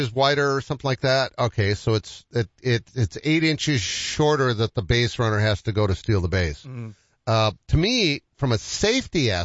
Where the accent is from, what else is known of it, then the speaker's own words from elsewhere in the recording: Boston, Massachusetts, United States; I grew up in Boston